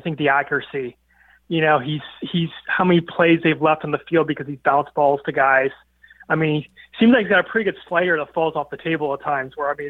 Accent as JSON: {"language": "English", "area": "Bay Area", "region": "California", "country": "United States", "tie": "born or raised there", "said": "I'm born and raised in the Bay Area."}